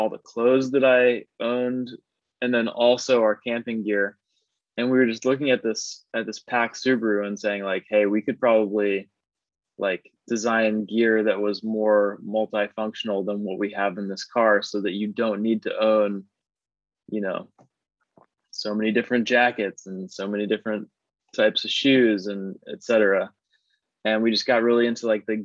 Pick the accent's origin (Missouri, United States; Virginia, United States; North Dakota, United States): Virginia, United States; Northern; moved away; I'm originally from Northern Virginia and like the DC area. And I grew up in the suburbs there